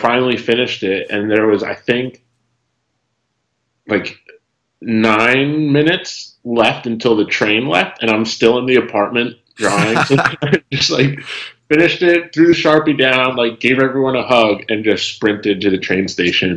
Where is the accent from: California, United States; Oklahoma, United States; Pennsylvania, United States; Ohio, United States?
Pennsylvania, United States; Philadelphia; also born or lived in Turkey; I grew up outside of Philadelphia